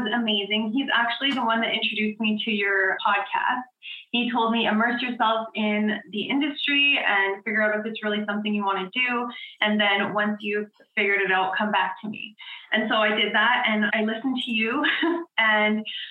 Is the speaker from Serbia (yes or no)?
no; Edmonton, Alberta, Canada; I am from Edmonton, Alberta.